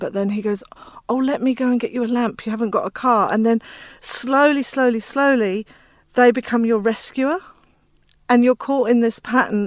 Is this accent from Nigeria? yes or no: no; England, United Kingdom; also born or lived in Inner West, Sydney; now in Australia; I'm from England.